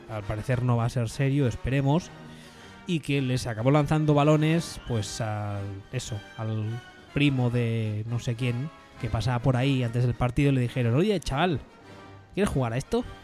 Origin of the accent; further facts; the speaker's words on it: Houston, Texas, United States; lo cual yo, que soy de Houston, lo cuento como una victoria clara para New England.